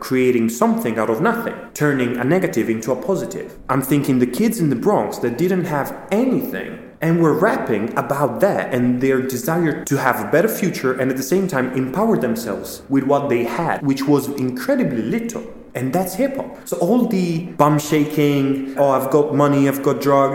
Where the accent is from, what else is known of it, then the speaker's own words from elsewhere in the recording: Italy; moved away as an adult; now in London, United Kingdom; I'm from Italy. I've been living in London for the last 8 years.